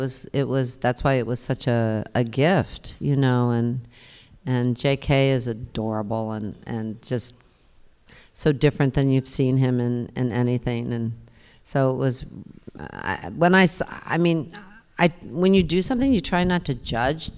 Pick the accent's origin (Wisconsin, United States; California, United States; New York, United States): New York, United States; I was born in New York, and I raised my kids in New York, and I've been here forever, ever, ever